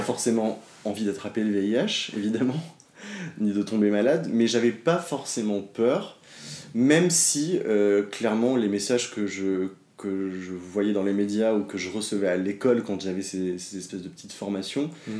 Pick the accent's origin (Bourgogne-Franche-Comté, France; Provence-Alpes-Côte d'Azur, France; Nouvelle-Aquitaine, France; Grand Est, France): Nouvelle-Aquitaine, France; Dordogne; moved away as an adult; also born or lived in Paris; Je suis pas né à Paris, j'ai grandi en Dordogne, je suis arrivé à Paris à mes 18 ans.